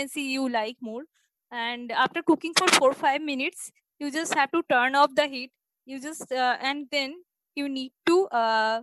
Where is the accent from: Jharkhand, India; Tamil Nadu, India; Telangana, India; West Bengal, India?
West Bengal, India; Kolkata; I'm from Bengal, Kolkata